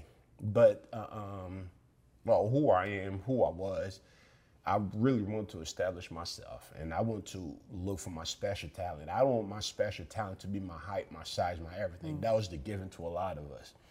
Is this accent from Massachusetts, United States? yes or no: yes; Somerville, Massachusetts, United States; Growing up in Somerville